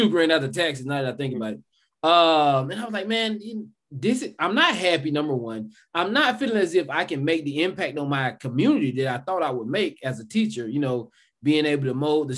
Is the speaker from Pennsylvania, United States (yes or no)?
no; South Georgia, United States; accent: Southern; I grew up in South Georgia. I'm pretty sure you all can tell with this Southern accent that I have